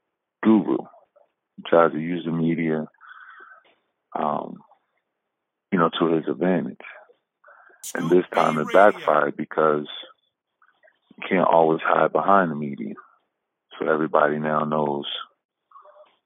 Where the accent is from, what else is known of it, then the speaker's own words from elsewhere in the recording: New York, United States; my hometown